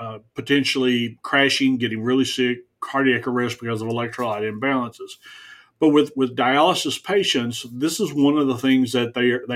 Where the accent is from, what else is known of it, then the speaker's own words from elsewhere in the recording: the South, United States; I grew up in the South.